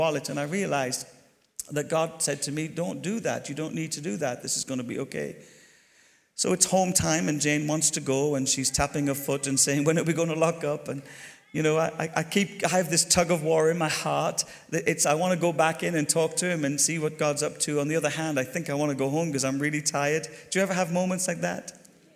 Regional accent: Ireland; moved away; also born or lived in Glasgow / Bristol; I'm Irish

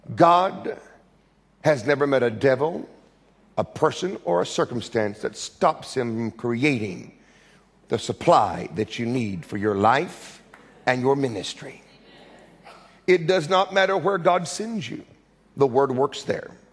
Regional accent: United States; accent: American; my American screaming accent

